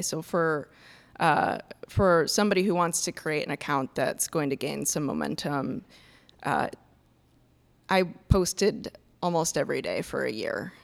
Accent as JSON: {"language": "English", "region": "Iowa", "country": "United States", "tie": "born or raised there", "also_born_or_lived": "North Carolina", "moved": "as an adult", "lives_now": "Milwaukee, United States", "said": "I grew up in Iowa"}